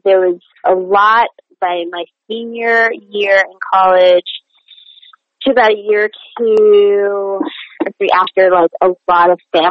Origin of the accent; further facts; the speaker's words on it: New York City, New York, United States; even though I grew up in New York, my parents were very in from their cultures, and therapy was just not something we did.